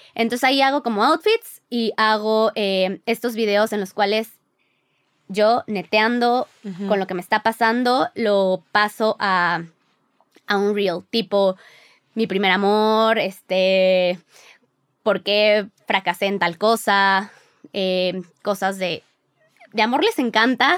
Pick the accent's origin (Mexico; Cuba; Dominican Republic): Mexico; Mexico City; also born or lived in Mérida; Nosotros somos de la Ciudad de México, pero nos fuimos un año a vivir a Mérida cuando recién nos casamos